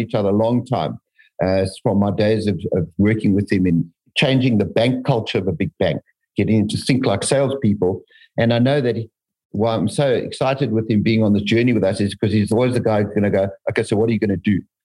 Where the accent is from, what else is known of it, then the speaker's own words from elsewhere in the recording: South Africa; moved away as an adult; also born or lived in United States / Canada; I'm a passionate, passionate South African. I chose to come back here.